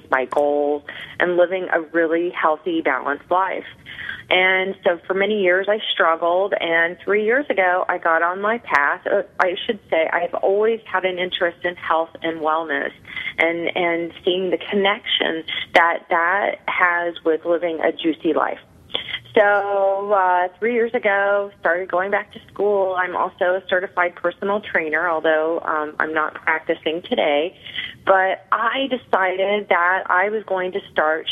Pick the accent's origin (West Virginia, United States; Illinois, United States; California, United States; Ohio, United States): Illinois, United States; Clinton; moved away as an adult; also born or lived in New York area; now in New York, United States; I'm originally from Illinois, a small town called Clinton, where everybody went to work